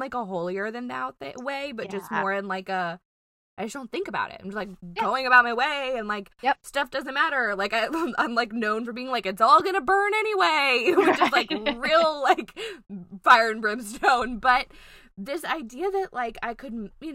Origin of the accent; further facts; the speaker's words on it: Louisiana, United States; we're from Louisiana.